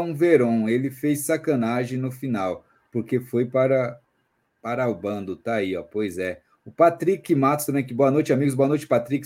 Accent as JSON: {"language": "Portuguese", "region": "São Paulo", "country": "Brazil", "said": "sou de São Paulo, capital aqui da região de Santo Amaro, Zona Sul, Socorro"}